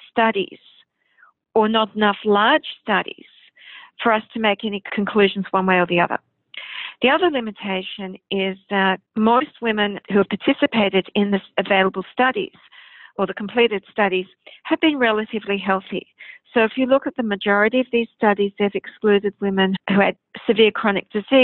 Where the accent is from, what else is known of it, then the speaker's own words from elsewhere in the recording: Australia; I'm an endocrinologist from Australia